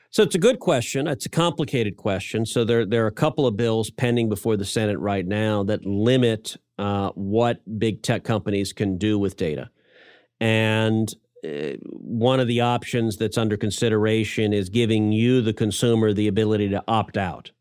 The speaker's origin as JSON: {"language": "English", "region": "Texas", "country": "United States", "said": "I'm a Texan."}